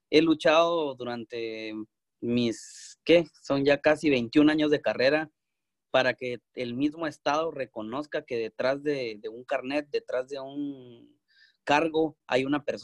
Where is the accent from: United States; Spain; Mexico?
United States; Texas; Yo vengo de Texas, Texas no es tan solidario eh, como California